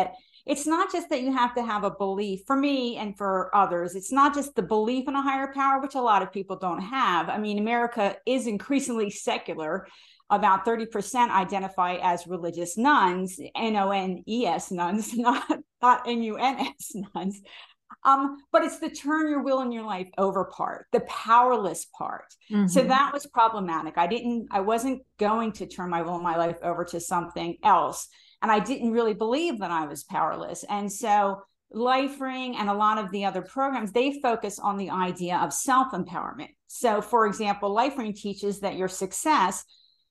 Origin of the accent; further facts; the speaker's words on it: New Jersey, United States; now in Bay Area, United States; my hometown in New Jersey